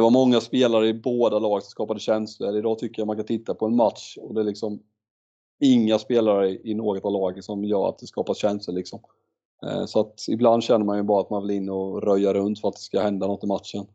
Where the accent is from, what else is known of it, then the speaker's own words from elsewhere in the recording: Mullsjö, Jönköping County, Sweden; när jag växte upp i Mullsjö